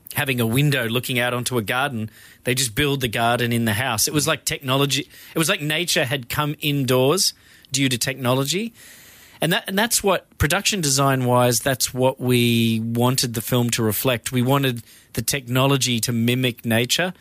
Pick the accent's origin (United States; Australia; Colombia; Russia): Australia; I'm Australian